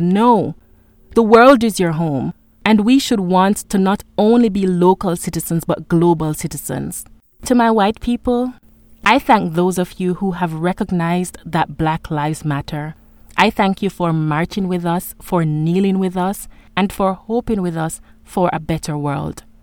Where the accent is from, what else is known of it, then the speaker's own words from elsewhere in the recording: Jamaica; For a very long time, I saw myself as just a Jamaican.